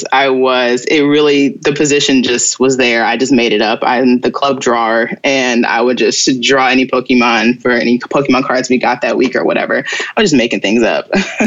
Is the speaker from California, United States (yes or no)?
no; Cincinnati, Ohio, United States; growing up in Cincinnati was great. I feel like it's one of those smaller cities that can feel big when you want it to.